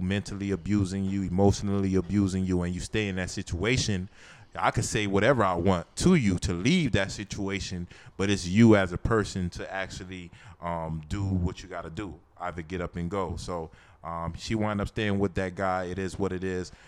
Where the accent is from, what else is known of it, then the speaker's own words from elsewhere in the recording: Florida, United States; I'm from Florida